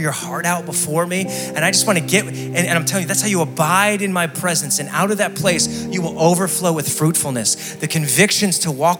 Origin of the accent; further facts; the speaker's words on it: Scranton, Pennsylvania, United States; I'm from Scranton, Pennsylvania, the electric city